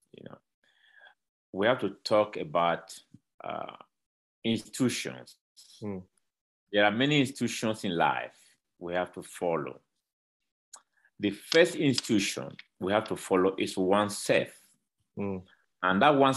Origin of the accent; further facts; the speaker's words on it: Edo, Nigeria; now in Mexico; Originally, I'm a Nigerian. I was born in Edo State, in Nigeria